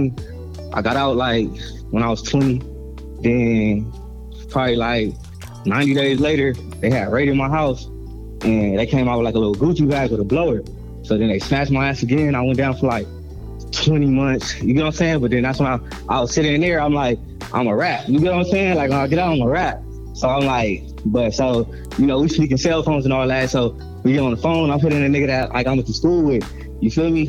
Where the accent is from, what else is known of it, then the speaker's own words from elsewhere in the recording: Gardena, California, United States; I'm from Gardena, California